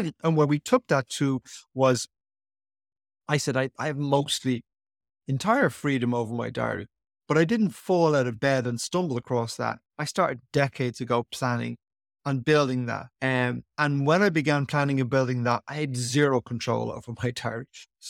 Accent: Ireland; Ireland is a great country. Obviously, I'm an Irishman, but why did they play us here?

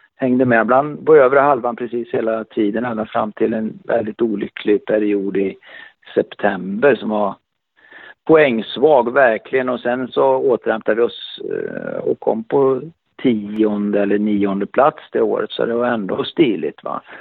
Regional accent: Örebro, Örebro County, Sweden; Jag kom ju direkt från Örebro sportklubb

